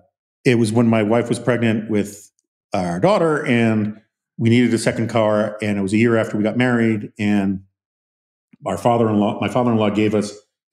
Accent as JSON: {"language": "English", "town": "New York City", "region": "New York", "country": "United States", "tie": "born or raised there", "lives_now": "Washington, United States", "said": "that's partly because I grew up in New York City. And it's partly because of where I live in DC, which is very sort of suburban, even though it's in the city."}